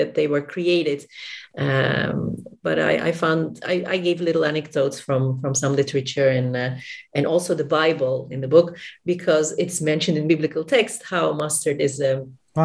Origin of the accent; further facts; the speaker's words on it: Istanbul, Turkey; I'm from Istanbul, Turkey